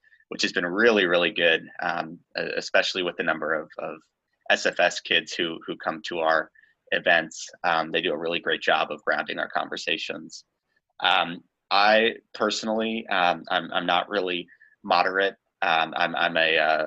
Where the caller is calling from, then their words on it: Plymouth, Massachusetts, United States; I'm calling in from Plymouth, Massachusetts, where I'll be for this semester